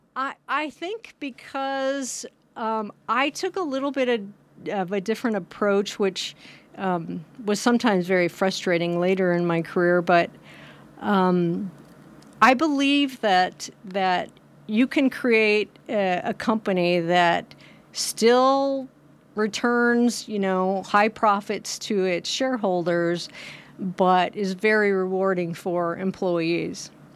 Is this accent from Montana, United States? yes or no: yes; Hamilton, Montana, United States; also born or lived in New York / New Jersey; now in Nevada City, United States; actually born in New York, moved to New Jersey when I was three, spent summers in Cape Cod, and then moved to Montana when I was eleven, in sixth grade